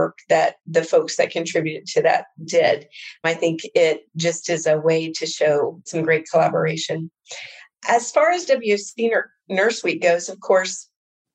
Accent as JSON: {"language": "English", "region": "Indiana", "country": "United States", "said": "I'm from Indiana"}